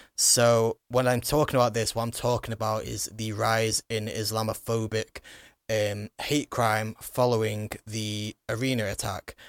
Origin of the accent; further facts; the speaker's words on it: Warrington, North West England, United Kingdom; also born or lived in Manchester; growing up in Warrington